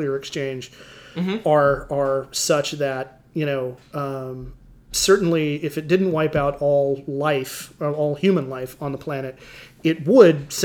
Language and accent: English; Hawaii, United States; moved away; spending several years growing up in Hawaii with a very large Japanese American population